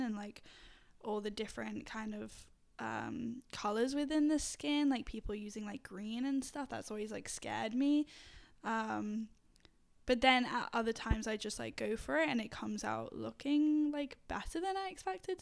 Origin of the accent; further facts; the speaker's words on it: England, United Kingdom; moved away; I'm from England originally